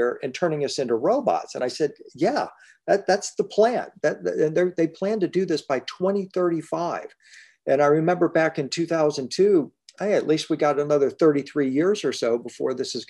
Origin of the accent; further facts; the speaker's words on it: Detroit, Michigan, United States; now in Nashville, United States; I grew up in Detroit, Michigan